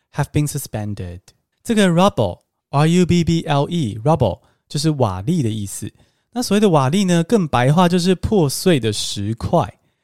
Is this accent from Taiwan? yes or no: yes; Taiwan; 我身为台湾人